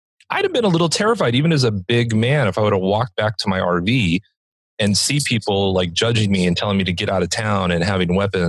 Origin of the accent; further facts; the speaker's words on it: Los Angeles, California, United States; moved away as an adult; also born or lived in Orange County / South Dakota; I have South Dakota plates, but you know, I grew up in Los Angeles. I spent 40 years of my life, you know, in Los Angeles and obviously Orange County.